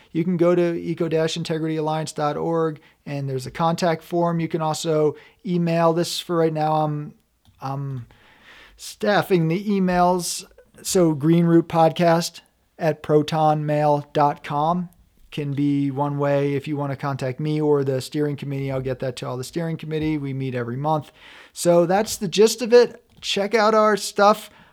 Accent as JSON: {"language": "English", "region": "New York", "country": "United States", "also_born_or_lived": "Vermont", "moved": "yes", "lives_now": "Colorado, United States", "said": "I'm from back east. I lived in, well, I'm from New York State. I lived in Vermont. for a total of over ten years."}